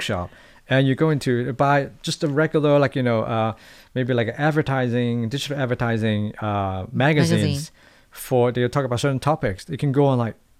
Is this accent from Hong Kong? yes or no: yes; Hong Kong; now in Taiwan; it's a very different kind of, you know, ways of doing things when I'm coming from Hong Kong.